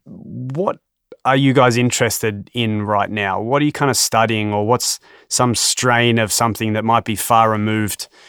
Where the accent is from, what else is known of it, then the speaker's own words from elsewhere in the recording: Australia; I'm an Australian